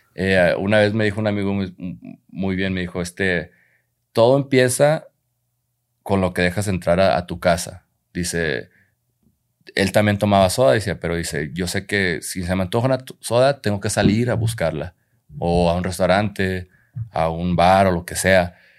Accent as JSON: {"language": "Spanish", "country": "Mexico", "said": "en nuestra cultura como mexicanos hay muchas cosas muy, muy lindas de nuestra cultura"}